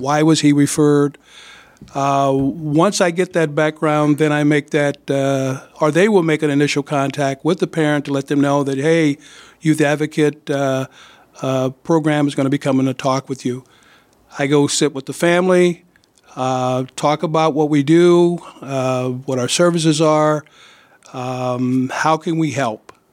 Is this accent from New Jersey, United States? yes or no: no; East St. Louis, Illinois, United States; also born or lived in Quad Cities; now in Davenport, United States; I'm from East Saint Louis, Illinois.